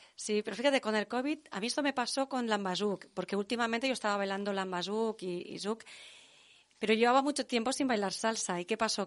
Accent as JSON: {"language": "Spanish", "town": "Tarragona", "region": "Catalonia", "country": "Spain", "said": "En Tarragona, que mis orígenes son de Tarragona"}